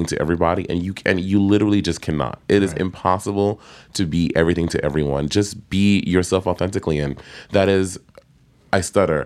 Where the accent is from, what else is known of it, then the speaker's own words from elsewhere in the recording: United States; growing up in America